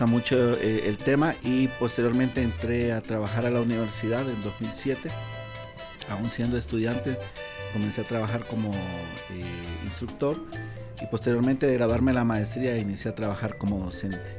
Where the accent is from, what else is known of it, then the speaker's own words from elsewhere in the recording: Nicaragua; Ok, en realidad yo soy nicaragüense. Eh, estudié mi carrera base, que es Ingeniería y Geología en Nicaragua